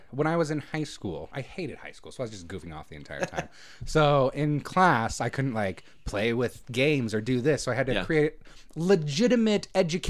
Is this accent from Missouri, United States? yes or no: no; Redmond, Oregon, United States; I grew up in Redmond, Oregon